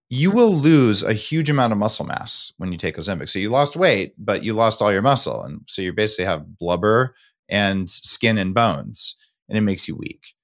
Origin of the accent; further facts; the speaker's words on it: United States; as an American